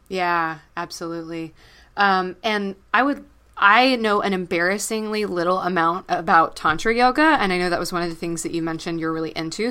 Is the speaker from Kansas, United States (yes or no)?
no; Texas, United States; moved away; I'm a Texan originally